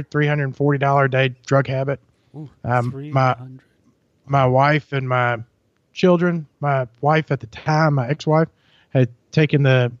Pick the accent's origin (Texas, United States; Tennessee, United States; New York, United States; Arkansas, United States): Tennessee, United States; Germantown; also born or lived in Byhalia, Mississippi; I'm from Germantown, Tennessee, is where I grew up.